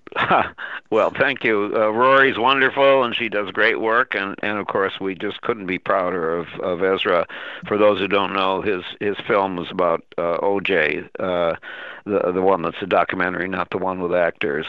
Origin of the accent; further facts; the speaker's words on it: Minnesota, United States; a friend of mine that I grew up with in Minnesota